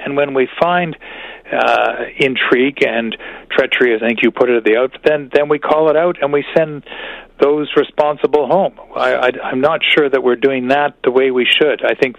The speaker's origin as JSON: {"language": "English", "country": "Canada"}